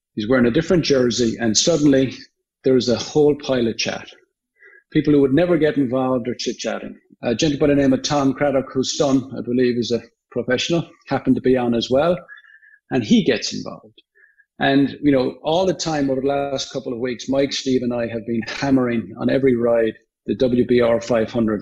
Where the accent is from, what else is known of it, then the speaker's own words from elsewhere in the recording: Limerick, Munster, Ireland; now in United States; I'm from Limerick